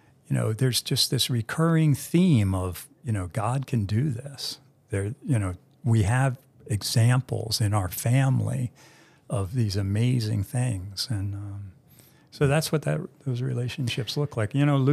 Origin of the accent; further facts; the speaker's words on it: East Coast, United States; He's from the West Coast. I'm from the East Coast.